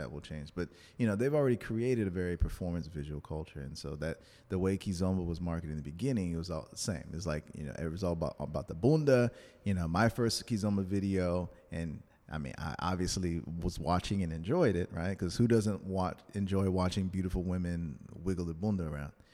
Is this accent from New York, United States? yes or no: no; New Orleans, Louisiana, United States; I was born in New Orleans. My family's from Louisiana